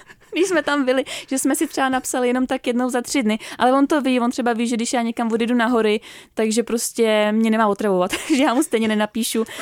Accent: Czechia; u nás v Čechách

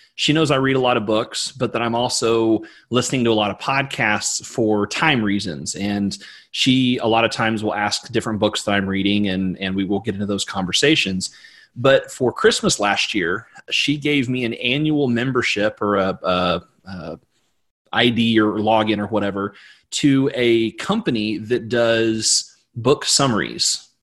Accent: Missouri, United States; I'm from Missouri

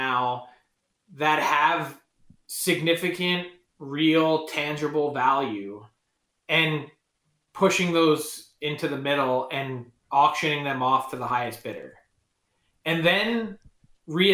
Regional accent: Philadelphia, Pennsylvania, United States; I'm from Philly

